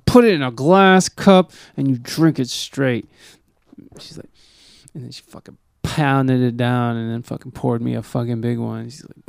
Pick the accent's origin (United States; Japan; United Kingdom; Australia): United States; I'm fucking American.